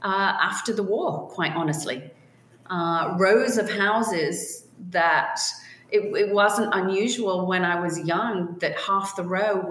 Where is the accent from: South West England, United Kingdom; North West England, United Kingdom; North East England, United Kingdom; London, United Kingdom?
North West England, United Kingdom; Liverpool; born there; I was born in Liverpool, England.